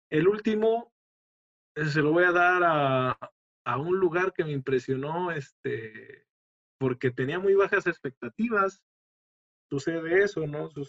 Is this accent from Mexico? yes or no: yes; Mexico; siendo yo mexicano